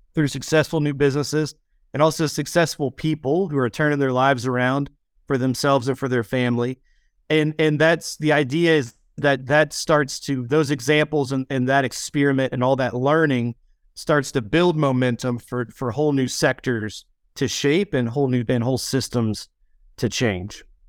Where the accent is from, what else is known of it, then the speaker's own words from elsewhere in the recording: West Virginia, United States; I am born and raised in West Virginia